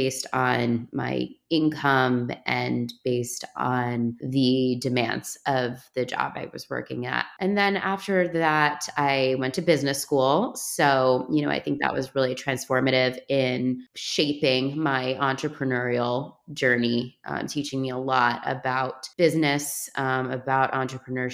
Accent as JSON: {"language": "English", "town": "New York City", "region": "New York", "country": "United States", "tie": "born or raised there", "moved": "as an adult", "lives_now": "New Jersey, United States", "said": "I'm from Brooklyn, New York. I'm a city kid. I grew up in the city"}